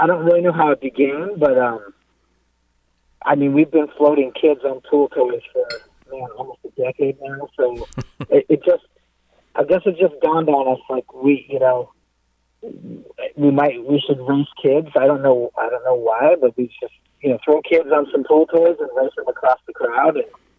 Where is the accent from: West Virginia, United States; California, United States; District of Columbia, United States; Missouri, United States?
California, United States; Southern; As we say in Southern California